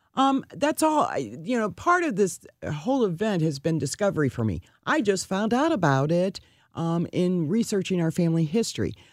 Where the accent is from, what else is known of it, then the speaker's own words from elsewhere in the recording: Kirkwood, Missouri, United States; I grew up in Kirkwood.